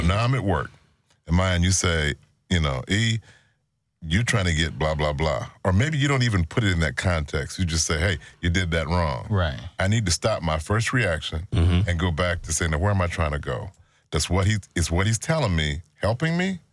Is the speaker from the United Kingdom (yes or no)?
no; Chicago, Illinois, United States; I'm from Chicago